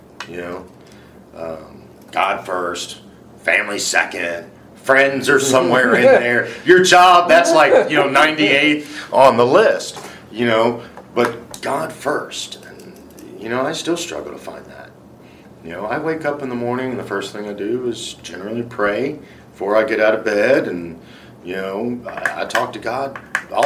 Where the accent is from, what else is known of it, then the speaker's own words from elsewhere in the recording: Louisiana, United States; I grew up in Soffer, Louisiana.